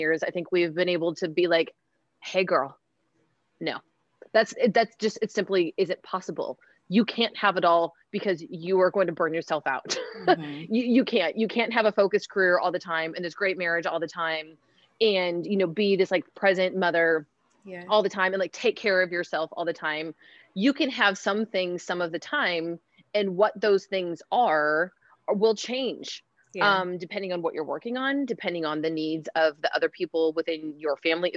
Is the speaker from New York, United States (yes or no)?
no; Seattle, Washington, United States; I grew up in Seattle, Washington.